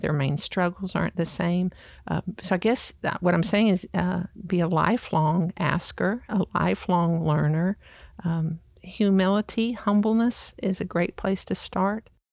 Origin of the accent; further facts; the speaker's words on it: the South, United States; I grew up in the South.